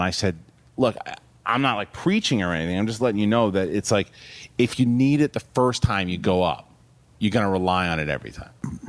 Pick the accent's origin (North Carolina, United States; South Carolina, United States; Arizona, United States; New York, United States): New York, United States; Queens; Yeah, New York and Queens.